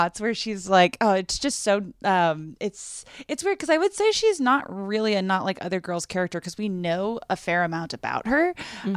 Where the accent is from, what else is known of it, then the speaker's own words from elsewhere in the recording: Brockton, Massachusetts, United States; a big moment for my hometown